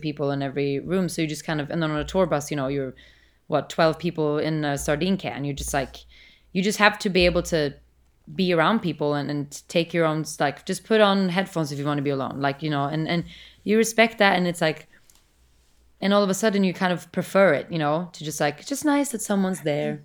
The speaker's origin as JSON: {"language": "English", "country": "Sweden", "moved": "yes", "lives_now": "United States", "said": "I'm from Sweden"}